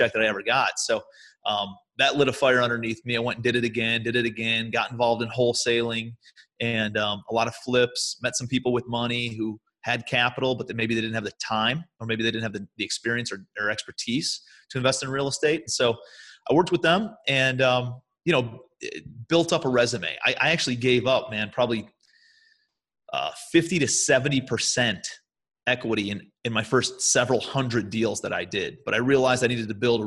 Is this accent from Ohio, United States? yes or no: yes; Cleveland, Ohio, United States; moved away as an adult; also born or lived in New York City; I'm from Cleveland originally, but I moved out to New York City